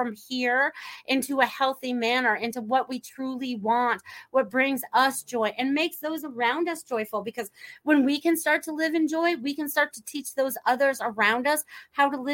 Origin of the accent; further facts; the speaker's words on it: Norwalk, Connecticut, United States; moved away; also born or lived in Maine; I grew up in Norwalk, Connecticut originally, and then my father moved us to Maine.